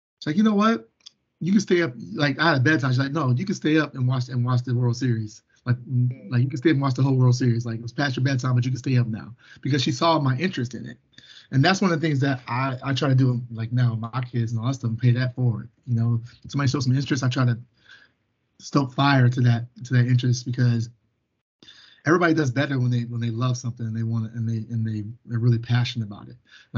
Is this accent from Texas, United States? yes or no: yes; Arlington, Texas, United States; I was born in Arlington, Texas, which is a suburb of Dallas, Texas